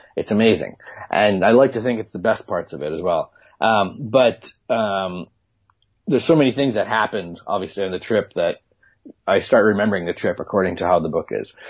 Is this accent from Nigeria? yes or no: no; Manitoba, Canada; moved away; I grew up in in Manitoba